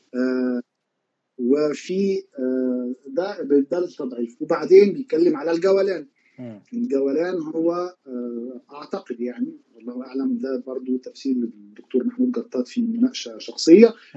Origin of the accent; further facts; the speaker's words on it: Egypt; عندنا في مصر